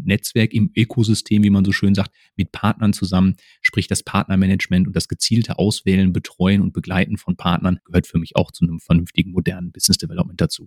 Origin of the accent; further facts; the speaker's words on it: Essen, North Rhine-Westphalia, Germany; moved away as an adult; also born or lived in Dortmund / Böblingen; ich bin ein Kind des Ruhrgebiets, ich komme aus Essen